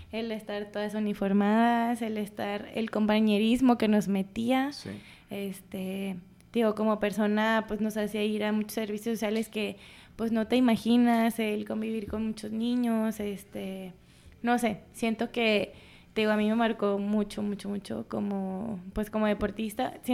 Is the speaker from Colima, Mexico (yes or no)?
yes; Colima, Mexico; moved away as an adult; soy de Colima